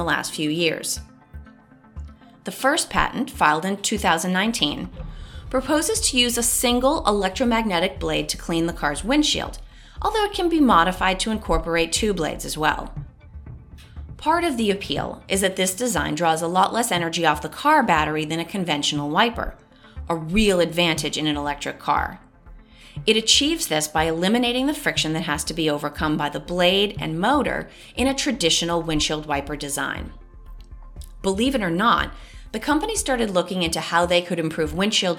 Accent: Boston, Massachusetts, United States; people in my hometown of Boston obviously call a blinka, as in, use your blinka

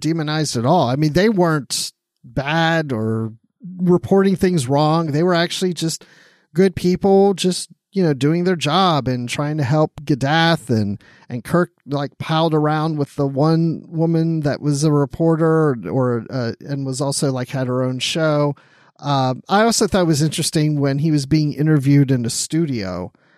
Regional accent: Maryland, United States; I grew up in Maryland

